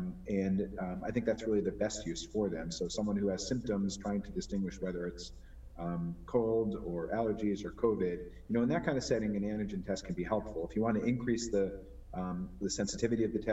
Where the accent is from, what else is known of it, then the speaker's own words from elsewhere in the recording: Connecticut, United States; also born or lived in New York; I'm from Connecticut originally